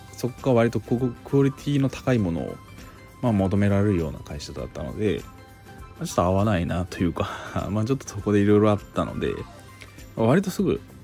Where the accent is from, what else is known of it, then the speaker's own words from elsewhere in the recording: Kansai, Japan; moved away as an adult; now in Tokyo, Japan; 関西出身なんですけれども、まあ、東京に出てきて